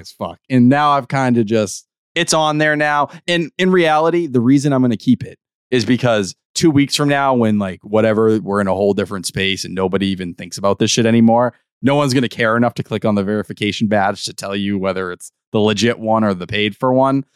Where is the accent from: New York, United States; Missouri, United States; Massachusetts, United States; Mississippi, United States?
Massachusetts, United States; Brockton; I'm a boy from Brockton